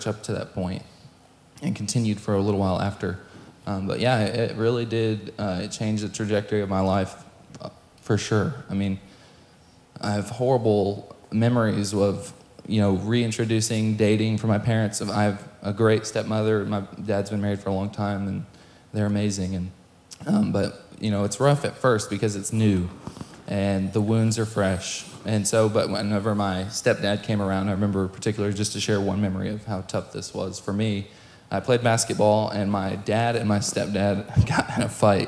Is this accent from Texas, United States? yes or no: yes; Ovilla, Texas, United States; also born or lived in Boston, Massachusetts / Knoxville, Tennessee / Midlothian, Texas / Waxahachie, Texas; growing up in this area, I went to Midlothian all through school from 2nd grade to graduation. I lived in Waxahachie for a while, and then I lived in Ovilla for a long time.